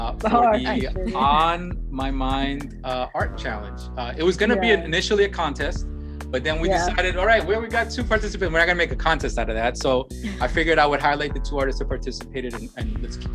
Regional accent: New York City, New York, United States; I'm from the Bronx

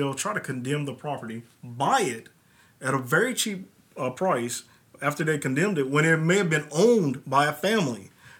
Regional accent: Bowling Green, Kentucky, United States; I'm born and raised in Bowling Green, but in the United States, one of the things that I've always heard was either slavery and Dr. King.

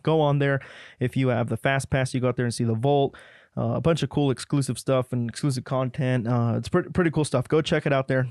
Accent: New Mexico, United States; I'm from New Mexico.

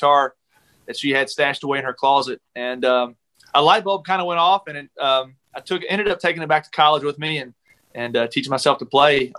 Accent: Kentucky, United States; moved away; I went back home this weekend to Kentucky to visit my folks. And I went to church, that same church, that Sunday

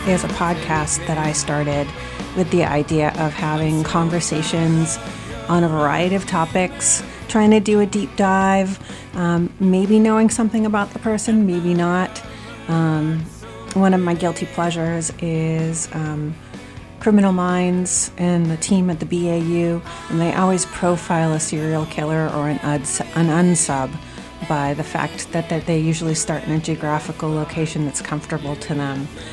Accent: South Shore, Massachusetts, United States; now in Malden, United States; we live in Malden, but we are actually from the South Shore

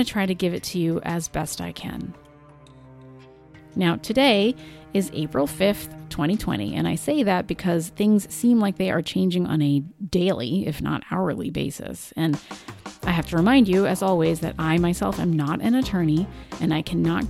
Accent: Rhode Island, United States; from my home state of Rhode Island

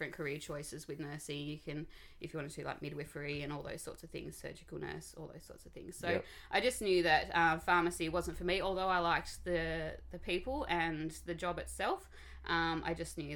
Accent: Devonport, Tasmania, Australia; I grew up in Devonport, born and bred, in a hospital that doesn't exist anymore

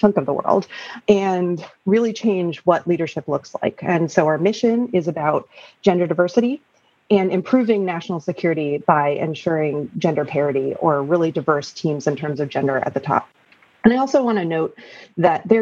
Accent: New York City, New York, United States; moved away as an adult; also born or lived in Canada; we moved back to New York City, where I am now

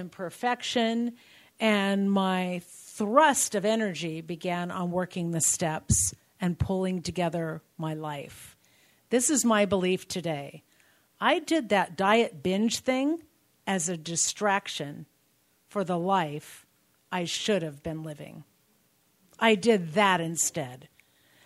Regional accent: Covina, California, United States; I'm from Covina

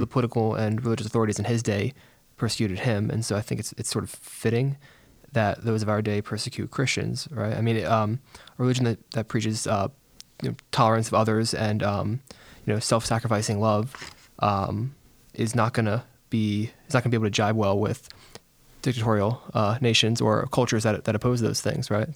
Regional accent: Bethel, Connecticut, United States; I am from Bethel, Connecticut.

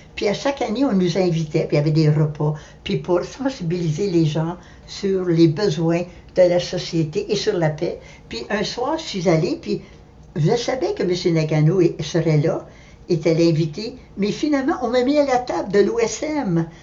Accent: Ottawa, Ontario, Canada; moved away as an adult; also born or lived in Montreal; je suis née à Ottawa

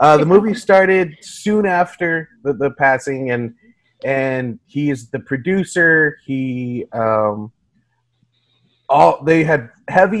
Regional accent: Corpus Christi, Texas, United States; I'm from Corpus

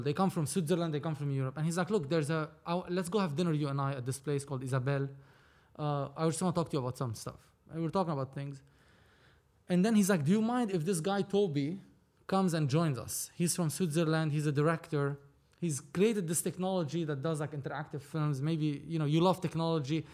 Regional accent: Lebanon; moved away as an adult; now in Los Angeles, United States; I was born and raised in Lebanon

